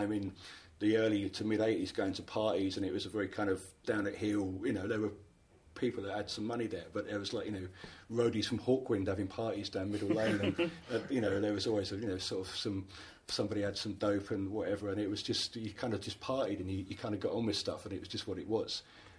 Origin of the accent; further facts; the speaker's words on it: London, United Kingdom; moved away as an adult; now in South London, United Kingdom; I was kind of growing up in North London.